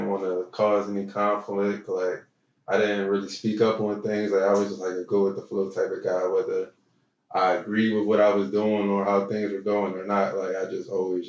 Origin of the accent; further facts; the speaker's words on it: Philadelphia, Pennsylvania, United States; I grew up in South Philly